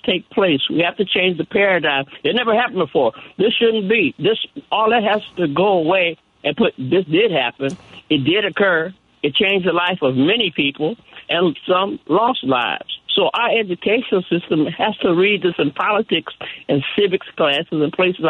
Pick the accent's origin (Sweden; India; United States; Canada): United States; Chicago, Illinois; moved away as an adult; also born or lived in Detroit, Michigan; now in Rocky Mount, United States; Even though I'm a Chicagoan, went to DeSalle in Chicago on 35th Street in Wabash